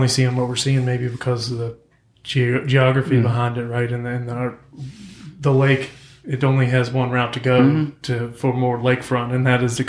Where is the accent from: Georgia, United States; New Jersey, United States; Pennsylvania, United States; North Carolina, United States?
North Carolina, United States; Catawba County; moved away as an adult; also born or lived in Miami; You always felt like you didn't belong to Catawba County, being from this area.